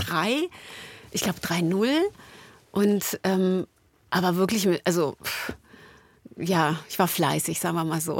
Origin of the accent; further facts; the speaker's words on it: Berlin, Germany; Da sind wir beide an der Mauer groß geworden